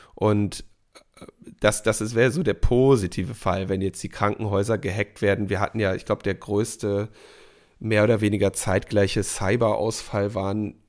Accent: Berlin, Germany; wir als Berliner

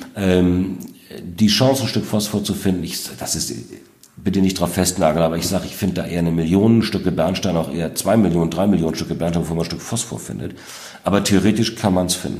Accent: North Sea coast, Germany; das ist der Naturraum, das ist auch meine Heimat.

